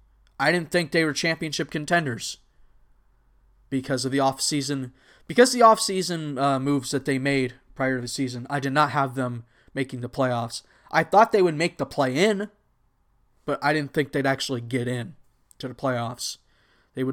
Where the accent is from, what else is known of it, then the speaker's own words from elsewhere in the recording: Anaheim, California, United States; I'm really only a fan of the Angels because I was born and lived near the Anaheim area, so they were the team of choice.